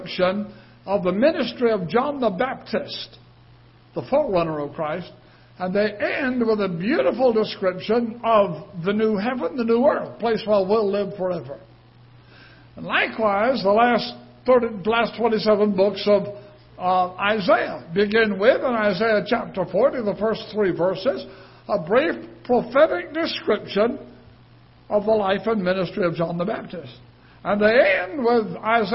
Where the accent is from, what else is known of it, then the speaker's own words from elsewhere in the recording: United Kingdom; moved away; I'm British